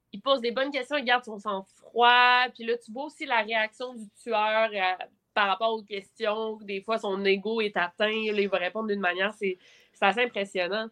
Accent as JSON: {"language": "French", "town": "Quebec City", "region": "Quebec", "country": "Canada", "tie": "born or raised there", "said": "je viens de Québec"}